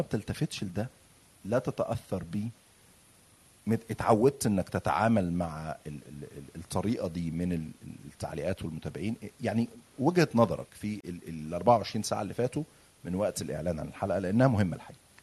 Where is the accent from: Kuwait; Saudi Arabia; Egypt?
Egypt; أنا مصري